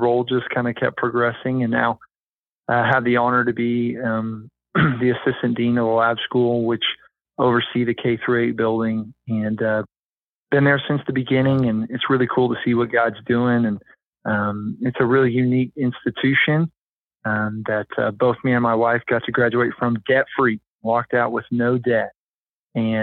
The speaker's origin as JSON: {"language": "English", "town": "Kansas City", "country": "United States", "moved": "as an adult", "lives_now": "Branson, United States", "said": "I was initially from Kansas City and came down to Branson, Missouri to play basketball at College of the Ozarks"}